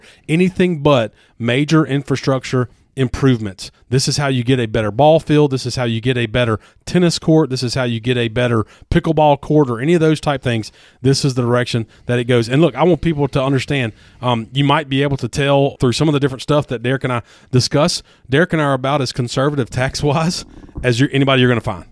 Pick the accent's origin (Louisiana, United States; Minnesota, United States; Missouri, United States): Louisiana, United States; I'm from Louisiana.